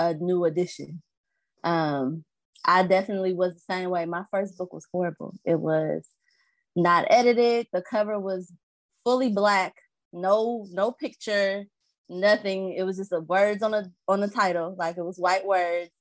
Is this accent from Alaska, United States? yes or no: no; Alton, Illinois, United States; also born or lived in Maryland Heights, Missouri; I'm from Illinois. Alton, Illinois is about 10 minutes from St. Louis